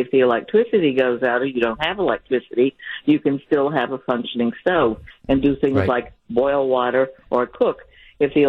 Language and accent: English; North Carolina, United States; also born or lived in West Side (Milwaukee area); now in Milwaukee, United States; I grew up in the South, where I grew up in North Carolina.